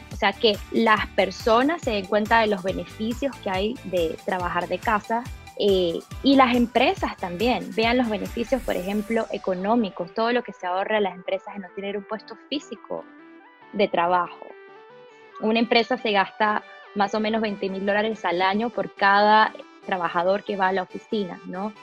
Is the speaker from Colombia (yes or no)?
no; Venezuela; Spanish is a second language; moved away; also born or lived in Brazil / United States; de pequeña me mudé de Brasil, de hecho, a Venezuela con mis padres.